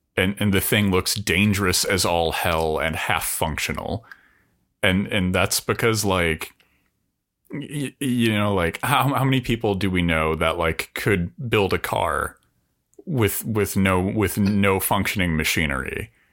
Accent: United States; also born or lived in Sheffield

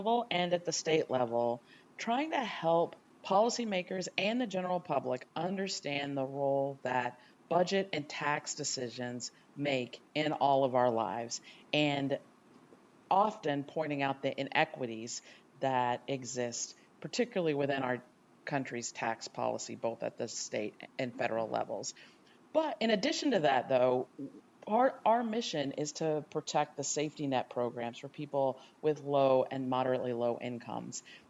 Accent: Texas, United States; also born or lived in Ohio / Dallas, Texas; I was born in Ohio, but grew up in Texas. I lived the first 2.5 years of my life in a low-income housing project in Dallas

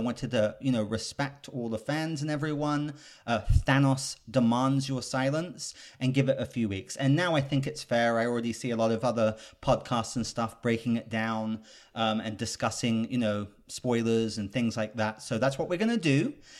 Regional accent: England, United Kingdom; So I'm British, and Jenny, Miss Money Jenny, is actually German, but I don't even think of her as German because we grew up in England together.

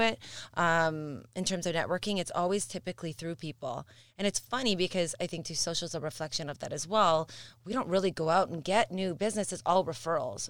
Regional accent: Mississauga, Ontario, Canada; I have a soft spot for Missus Saga. It's my hometown.

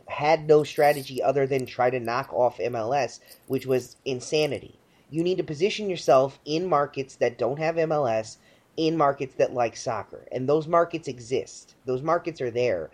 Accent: Baltimore, Maryland, United States; toot my hometown's horn, but Baltimore.

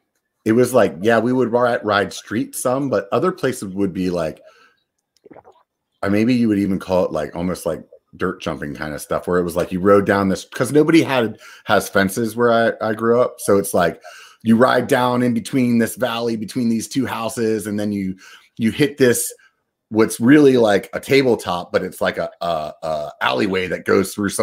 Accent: Northeast, United States; now in California, United States; growing up in the Northeast, it must be something, because that's exactly how I felt about moving to California.

